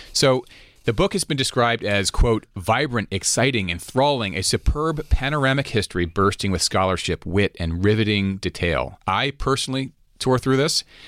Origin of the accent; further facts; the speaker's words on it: United States; here in America